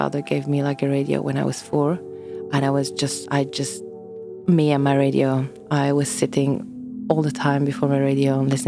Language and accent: English; Boll, Bern, Switzerland; moved away; also born or lived in Thun / Zurich; I was born in Thun, but I grew up in the canton of Bern, in a village there called Boll.